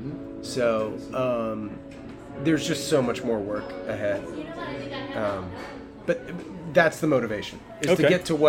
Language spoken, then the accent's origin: English; the South, United States; now in California; I grew up in the South in a family that's like not, we don't operate that way.